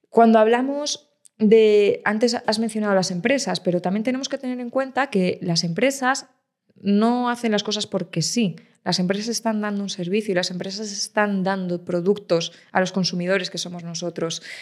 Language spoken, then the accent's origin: Spanish; Ávila, Castile and León, Spain; yo soy de Ávila, el chuletón de Ávila, ¿cómo, cómo no me voy a tomar un chuletón